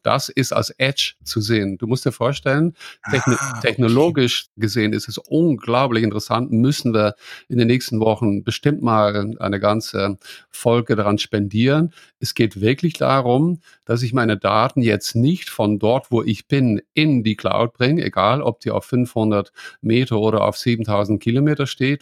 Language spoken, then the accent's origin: German; Netherlands; now in Bavaria, Germany; ich als Holländer